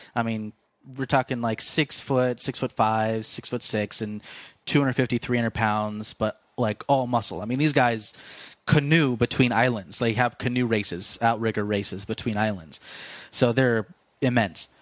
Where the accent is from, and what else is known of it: Fresno, California, United States